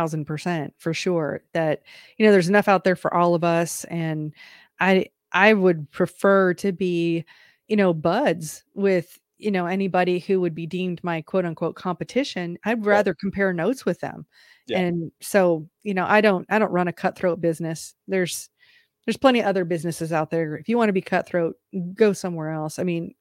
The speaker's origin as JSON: {"language": "English", "region": "Midwest", "country": "United States", "tie": "born or raised there", "said": "I live in the South, but I grew up in the Midwest. So, I mean, I'll never be a native Southerner."}